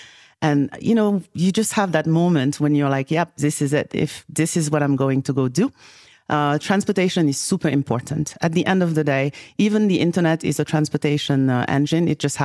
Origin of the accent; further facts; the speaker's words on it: Senegal; also born or lived in Paris, France; I think that growing up in Senegal, West Africa, and bouncing back between Paris and Senegal, I very, very, very at an early age got to see the opportunity